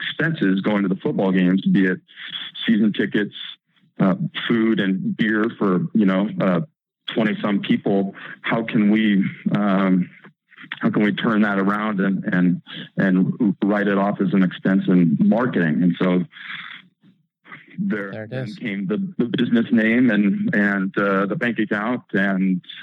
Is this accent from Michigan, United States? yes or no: no; Eugene, Oregon, United States; Growing up in Eugene